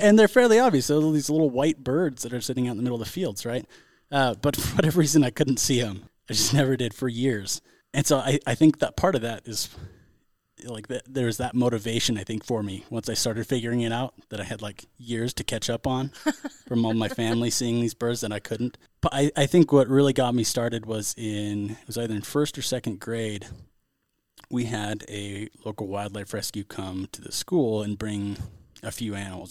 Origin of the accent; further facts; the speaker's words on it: Central California, United States; I grew up in Central California